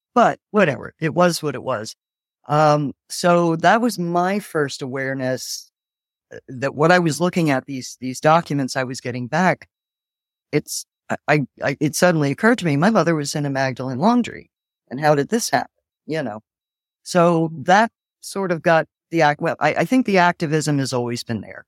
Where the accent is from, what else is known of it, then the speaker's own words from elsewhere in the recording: Philadelphia, Pennsylvania, United States; moved away as an adult; also born or lived in Cork, Ireland; I was, um, sent to a couple in Philadelphia and spent most of my, well, growing up until I was about twenty-three, living there, going to school there.